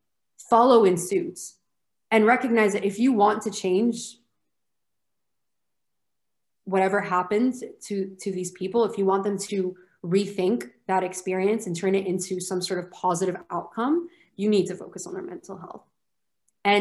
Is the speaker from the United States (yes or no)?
no; Lebanon; also born or lived in United Kingdom; I went to an American school in Lebanon and I proceeded to study in the UK.